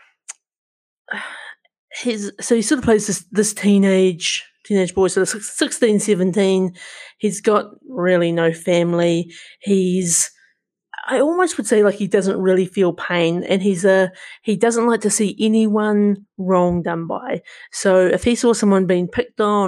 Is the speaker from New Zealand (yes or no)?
yes; New Zealand; accent: Kiwi; my Kiwi accent